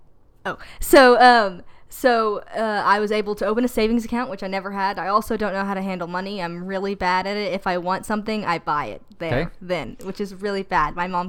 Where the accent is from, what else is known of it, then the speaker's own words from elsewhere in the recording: Paris, Île-de-France, France; Oh, I'm from here, Paris.